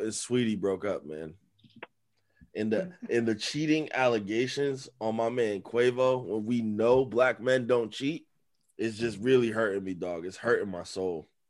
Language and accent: English; United States; we're from America